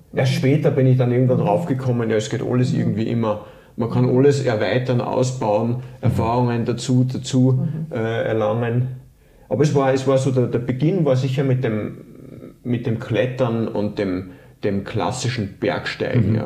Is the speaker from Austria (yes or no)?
yes; Linz, Upper Austria, Austria; moved away as an adult; also born or lived in Tyrol; Ich komme ursprünglich aus dem, aus dem Flachland, aus, aus Oberösterreich, aus Linz